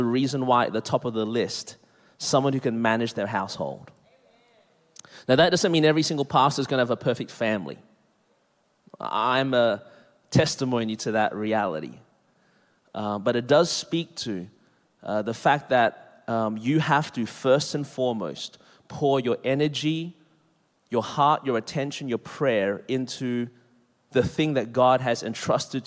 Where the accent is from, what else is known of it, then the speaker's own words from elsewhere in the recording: Melbourne, Victoria, Australia; now in Anderson, South Carolina, United States; born and raised in Melbourne, Australia. That's the reason my voice is this way